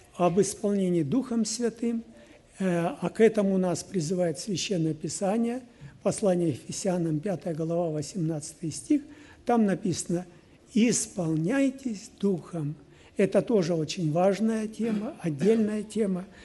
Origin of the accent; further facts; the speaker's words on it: Kyrgyzstan; Сам я был из Киргизии